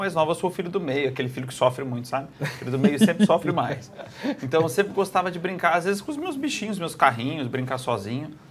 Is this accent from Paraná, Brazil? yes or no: yes; Curitiba, Paraná, Brazil; moved away as an adult; now in Barretos, Brazil; toda a infância passei lá